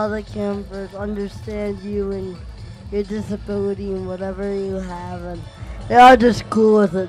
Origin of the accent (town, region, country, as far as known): Phoenix, Arizona, United States